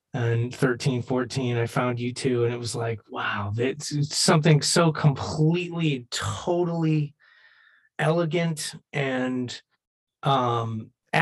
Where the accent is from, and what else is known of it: United States